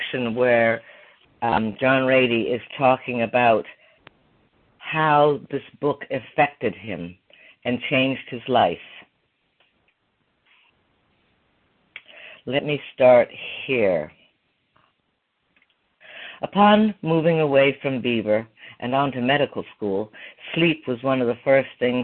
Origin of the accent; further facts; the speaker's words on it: Ireland; moved away as an adult; also born or lived in Canada; now in Plymouth, Michigan, United States; I grew up in Ireland in the 60s and I moved to Canada in the 70s and then I moved to America in the 80s